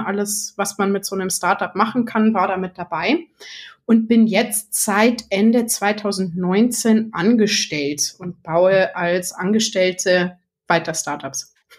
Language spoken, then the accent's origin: German; Munich, Bavaria, Germany; bin aus München